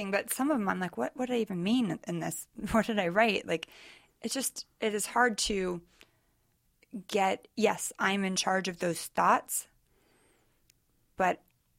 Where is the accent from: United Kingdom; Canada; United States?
United States; Sacramento, California; now in Southern California, United States; Northern California.